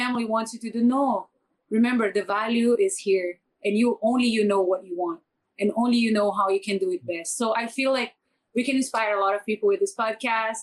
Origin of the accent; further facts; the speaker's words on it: Brazil; English is a second language; now in Philippines; I come from Brazil. I know nothing. I didn't speak any English. I learned my English from the Filipinos. I moved out from Brazil